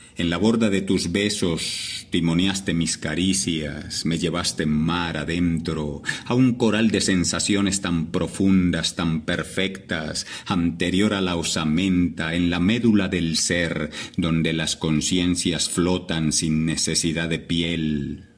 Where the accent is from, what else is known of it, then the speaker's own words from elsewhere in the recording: La Virginia, Risaralda, Colombia; now in Medellín, Colombia; Nací en la Virginia Rizaralda, en un hogar muy humilde, Jaime Humberto y María Rosalba, mis padres, del campo